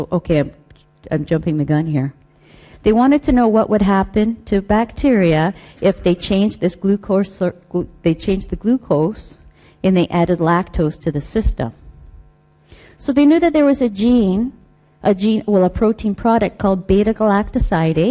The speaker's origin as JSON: {"language": "English", "country": "Canada", "said": "I'm Canadian"}